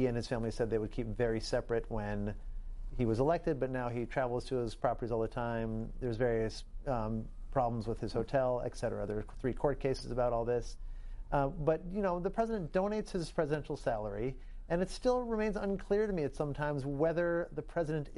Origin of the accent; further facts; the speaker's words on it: New York, United States; as a New Yorker